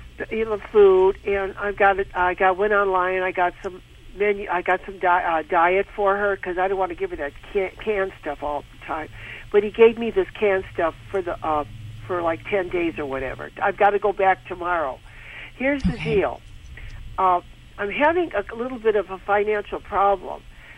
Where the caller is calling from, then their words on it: Seal Beach, California, United States; I'm calling from Seal Beach, California.